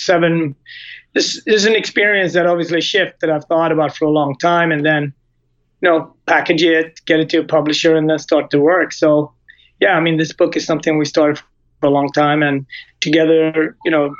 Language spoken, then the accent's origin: English; Gothenburg, Västra Götaland, Sweden; moved away as an adult; also born or lived in Japan / Switzerland; now in United States; On the West Coast in Sweden, in Gothenburg